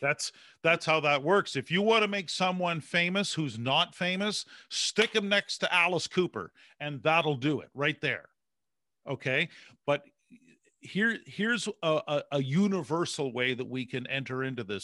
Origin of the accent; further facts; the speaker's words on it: Canada; I'm a Canadian